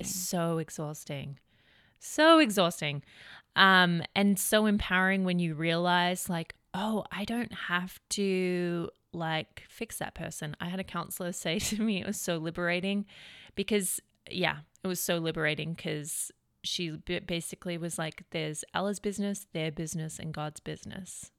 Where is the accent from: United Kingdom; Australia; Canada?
Australia; also born or lived in Redding, California; now in United States; being an Australian living in America